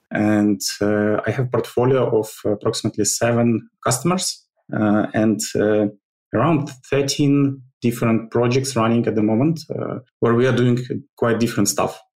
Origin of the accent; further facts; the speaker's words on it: Ukraine; Originally, I'm from Ukraine. I, I, I was born in, uh, actually, not in Ukraine, but I li- lived all my life in the Ukraine